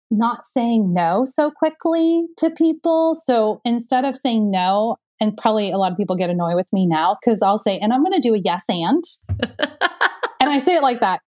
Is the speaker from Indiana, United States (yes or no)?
yes; Indiana, United States; I'm from Indiana. I'm a basketball girl. Like we were brought up to win, right?